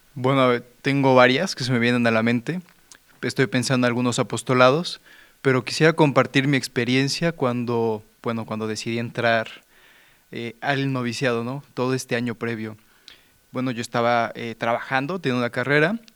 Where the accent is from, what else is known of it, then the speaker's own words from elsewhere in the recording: Mexico; yo soy de México, tengo 28 años